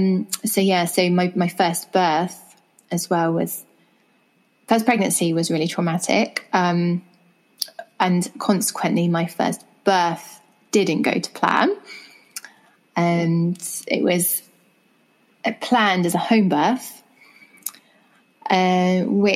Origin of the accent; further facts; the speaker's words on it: England, United Kingdom; as you can tell from my accent, I'm from England.